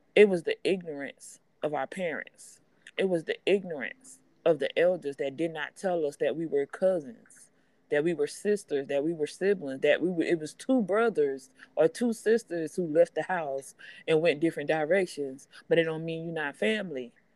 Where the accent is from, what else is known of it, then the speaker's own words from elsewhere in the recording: Charleston, South Carolina, United States; I hail from Charleston, South Carolina. I'm a proud Gullah Geechee woman